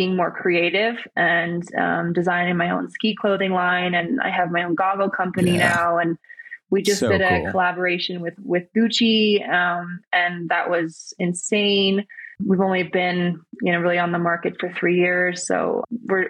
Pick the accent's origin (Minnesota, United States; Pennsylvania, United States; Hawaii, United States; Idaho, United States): Minnesota, United States; we grew up together in Minnesota